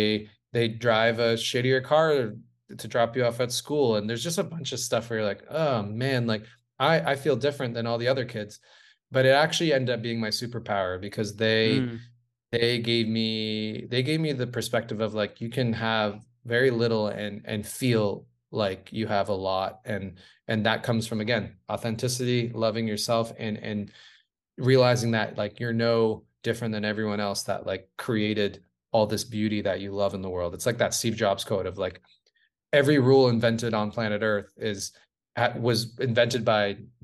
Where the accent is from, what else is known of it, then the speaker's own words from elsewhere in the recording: Ontario, Canada; And we grew up just outside of Toronto in the suburbs